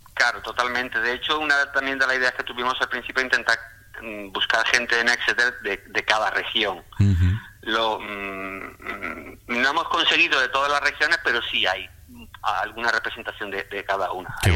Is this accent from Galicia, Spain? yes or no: no; Córdoba, Andalusia, Spain; moved away as an adult; now in England, United Kingdom; yo soy de, Córdoba, yo vengo de Andalucía, de Córdoba.